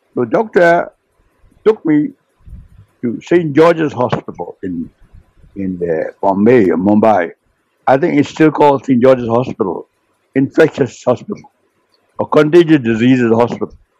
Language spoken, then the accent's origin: English; Myanmar; we were at last in the roll call who came from Burma